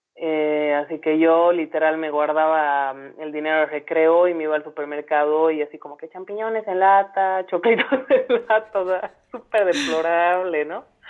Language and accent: Spanish; Santa Cruz de la Sierra, Santa Cruz, Bolivia; moved away; also born or lived in La Paz (highlands); yo soy cruceña, ¿no? Soy, ahora soy más coya que el chuño, como decimos acá, pero yo nací en Santa Cruz y bueno, o sea, he crecido rodeada de naturaleza